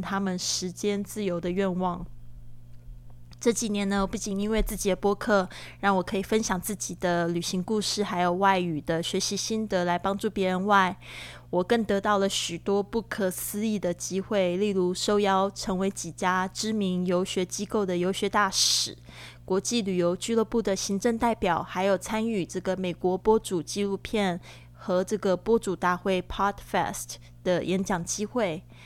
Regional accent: Taiwan; moved away as an adult; also born or lived in Shanghai; now in Barcelona, Spain; 我是来自台湾

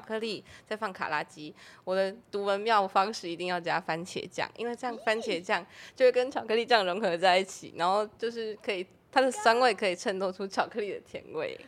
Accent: Tainan, Taiwan; moved away as an adult; now in Taipei, Taiwan; 我是台南人嘛，然后是二零二零年上来台北读书

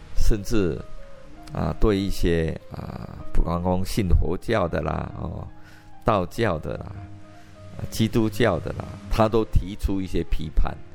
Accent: Fengyuan, Taichung, Taiwan; 我就是在丰原长大的

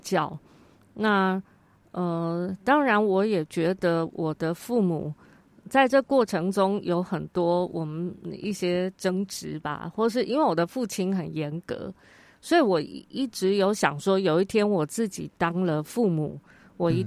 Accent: Taichung, Taiwan; 所以从小我有机会，有大概六七年的时间住在里面，都是跟外国小朋友，外国的家庭一起长大。

